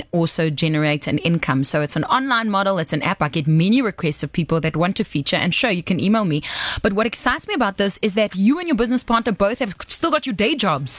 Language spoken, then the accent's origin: English; South Africa